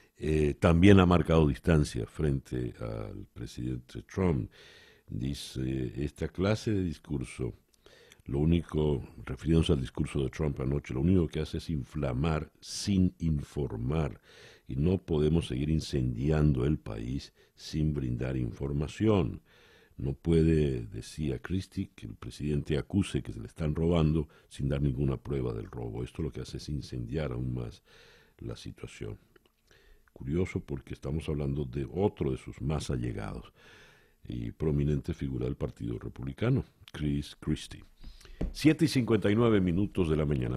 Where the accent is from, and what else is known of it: Venezuela